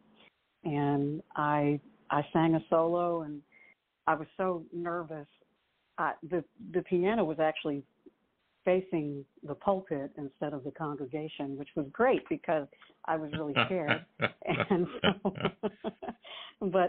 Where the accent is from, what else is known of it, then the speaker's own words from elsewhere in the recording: Pennsylvania, United States; now in Nashville, United States; I'm from Pennsylvania originally, and I grew up with country music.